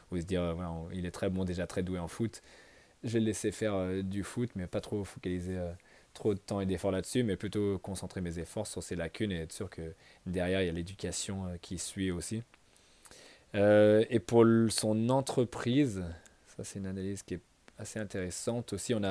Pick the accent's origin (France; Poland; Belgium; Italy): France; on se dit tous au début, ouais, je suis français, je connais les Bordeaux, les Bourgognes